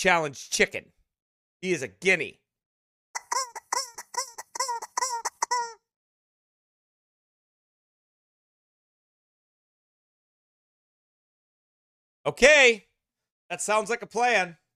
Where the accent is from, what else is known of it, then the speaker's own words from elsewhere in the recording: United States; I'm from America